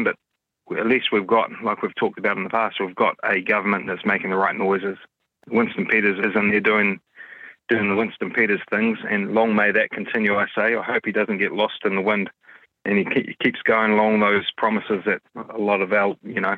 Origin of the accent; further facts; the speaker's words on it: Auckland, New Zealand; I am from West Auckland